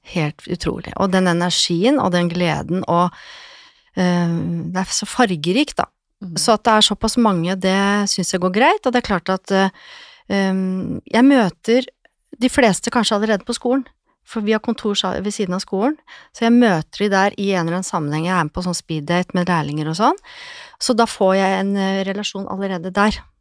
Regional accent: Lillehammer, Innlandet, Norway; Jeg er jo fra Lillehammer, så jeg starta min frisørkarriere fra ungdomsskolen

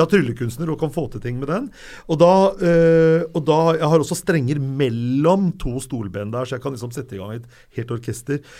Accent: Lørenskog, Akershus, Norway; jeg er fra Lørenskog og vokste opp med Synnøve Svabe og Johan Olav Koss

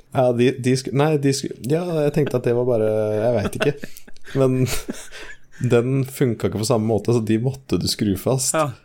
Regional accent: Norway; jeg er norsk

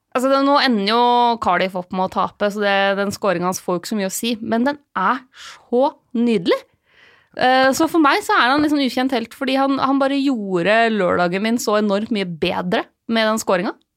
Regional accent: Lillehammer, Innlandet, Norway; moved away; Jeg skal hjem til eh, Lillehammer, eh, der jeg kommer fra

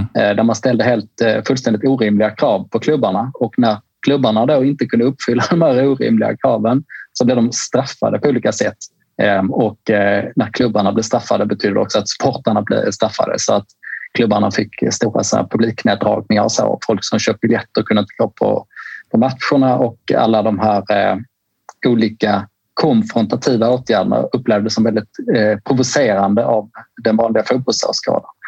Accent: Skåne, Sweden; i Skåne, där jag kommer ifrån

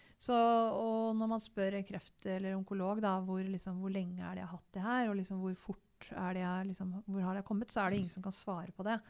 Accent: Gjøvik, Innlandet, Norway; also born or lived in Totenvika; jeg er født og oppvokst på Gjøvik

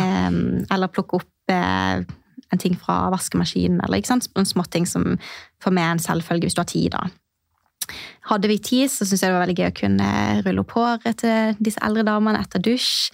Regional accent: Mandal, Agder, Norway; moved away as an adult; now in Kristiansand, Norway; Jeg kommer eh, egentlig fra Mandal, eh, en time, trygg kvarter fra Kristiansand. Men har bodd i Kristiansand de siste eh, seks årene.

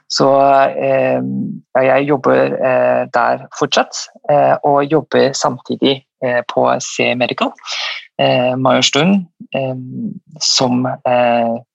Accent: Malaysia; also born or lived in St. Petersburg, Russia; now in Norway; Jeg er opprinnelig fra Malaysia.

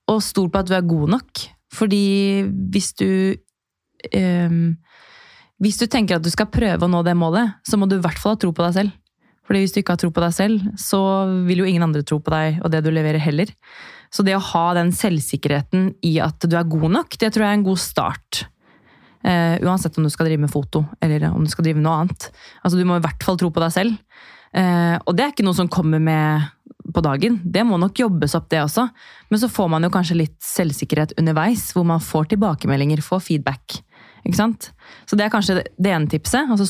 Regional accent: Drammen, Buskerud, Norway; ingen vet hvem jeg er, eh, jente fra Drammen

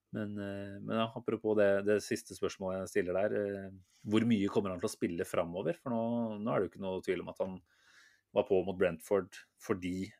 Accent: Norway; vi, som nordmenn

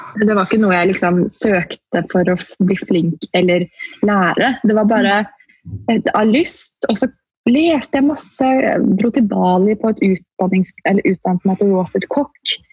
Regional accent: Oslo, Norway; da var jeg bare hjemme i Oslo

